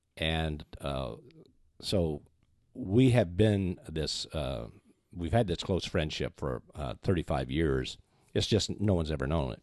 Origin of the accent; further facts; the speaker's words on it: Minneapolis, Minnesota, United States; Minneapolis, Saint Paul, Minnesota